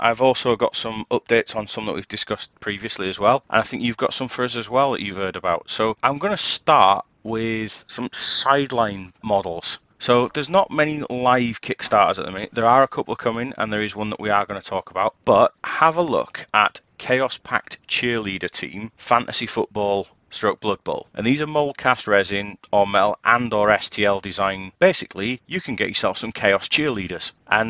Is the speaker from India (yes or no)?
no; United Kingdom; I'm British.